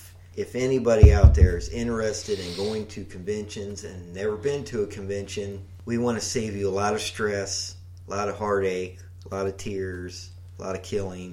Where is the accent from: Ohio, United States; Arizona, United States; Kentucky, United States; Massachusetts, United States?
Kentucky, United States; since we're from Kentucky, I look in the tri-state area.